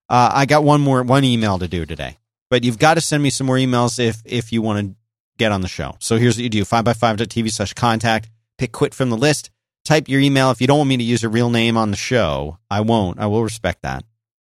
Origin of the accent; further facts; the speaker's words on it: Philadelphia, Pennsylvania, United States; now in Austin, United States; I grew up in Philadelphia. It's cold.